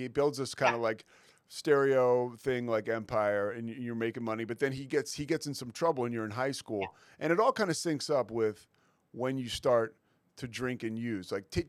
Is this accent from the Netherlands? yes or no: no; Northeast, United States; I'm from the Northeast, so I remember Crazy Eddie